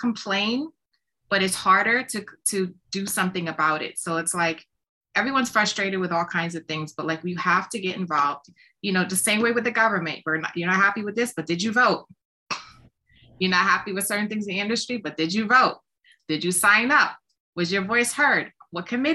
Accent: New York City, New York, United States; I come from the South Bronx. I had nothing handed to me. I grew up in the projects, raised by a single mom.

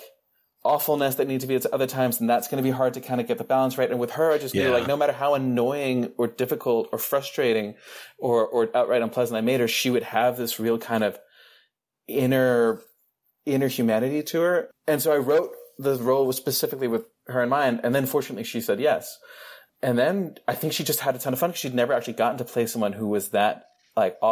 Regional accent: Denmark; I grew up in the Danish film industry.

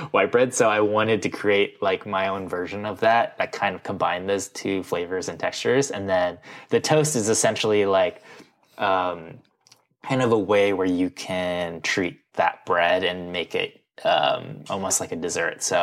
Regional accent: Midwest, United States; growing up in the Midwest, which was like, yeah, I loved processed cereals

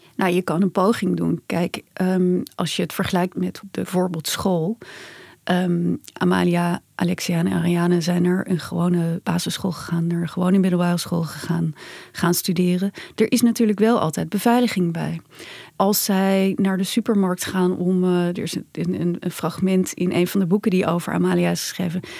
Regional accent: Netherlands; als Nederlanders

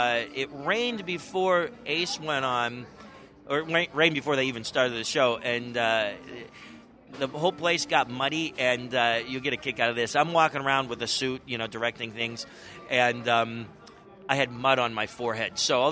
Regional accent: Pennsylvania, United States; We did a show in Pittsburgh, PA, which is very close to my hometown, so that was great. My family came out for that.

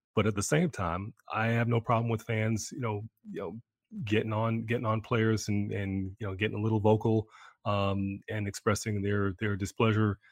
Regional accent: New York, United States; I'm a New Yorker

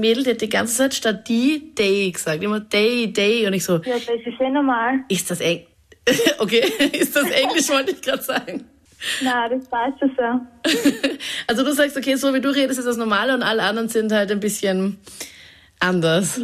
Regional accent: Vorarlberg, Austria; accent: Vorarlberger Dialekt; ich für mich als Vorarlberger

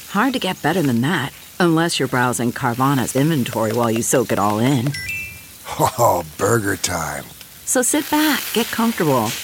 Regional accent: California, United States; I am from California.

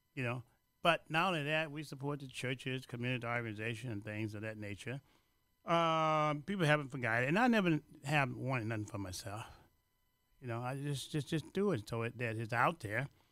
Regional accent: Louisiana, United States; now in Chicago, United States; I'm from Louisiana and from the seventh grade education

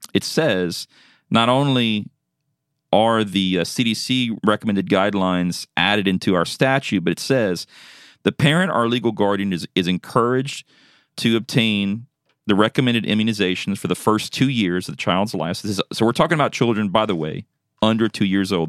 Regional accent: South Louisiana, United States; moved away; I'm originally from Louisiana. That's my home

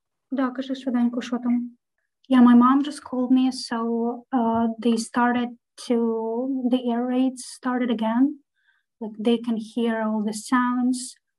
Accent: Kyiv Oblast, Ukraine; English is a second language; I'm actually from Kyiv, from outskirts. It's a little city near Kyiv. That's where I live with my mom.

